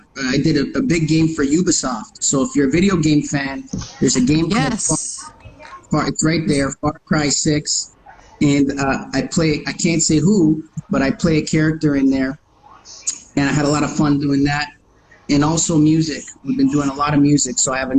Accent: Canada; born there; accent: New York; I was raised by Italian immigrants. So it's funny. I was born in Canada, but I got that little New York accent.

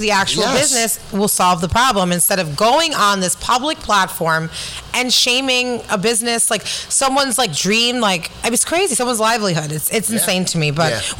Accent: New York City, New York, United States

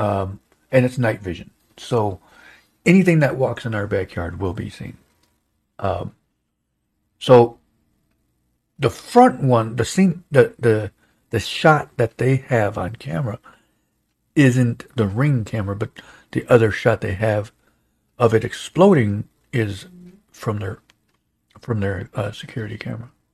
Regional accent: United States; we, as American citizens

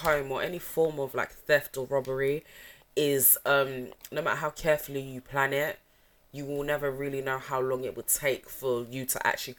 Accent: London, United Kingdom; But it's because we're from London

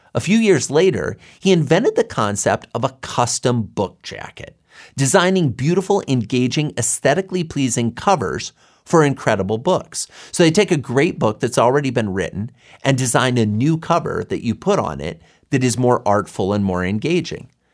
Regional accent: Boulder, Colorado, United States; my hometown of Boulder, Colorado

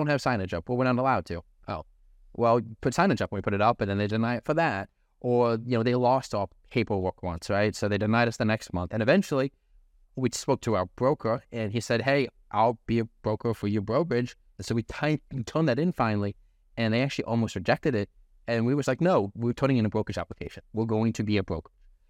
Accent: Milford, Delaware, United States; I'm from Delaware. I'm from a little city called Milford, and by city, I mean there's like 10,000 of us.

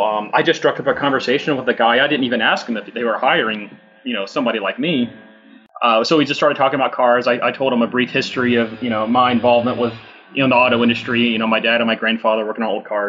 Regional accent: Atlanta, Georgia, United States; moved away as an adult; also born or lived in Detroit metro area; now in Detroit, United States; growing up in the Atlanta area

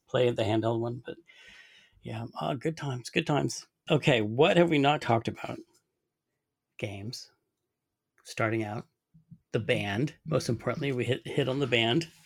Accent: Sonoma, California, United States; I grew up in Sonoma

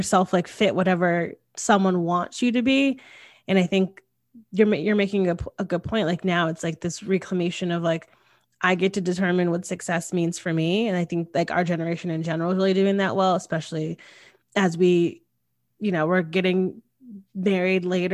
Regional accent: Connecticut, United States; I grew up in Connecticut and it's a very traditional place.

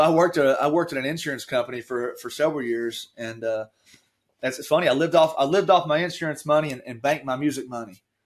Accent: Taylorsville, Kentucky, United States; I grew up in Taylorsville

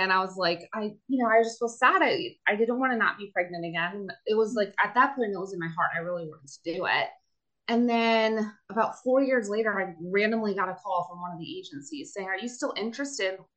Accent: Pennsylvania, United States; I am from Pennsylvania

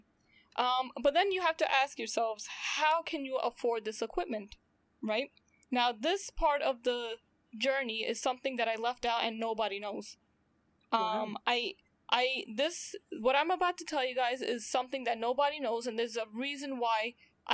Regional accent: New York, United States; I'm from New York, currently still in New York

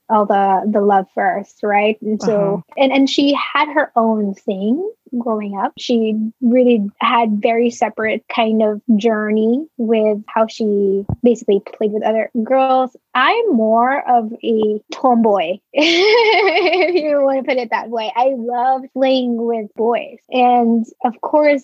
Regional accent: Philippines; I was born and raised in the Philippines from a middle-class family.

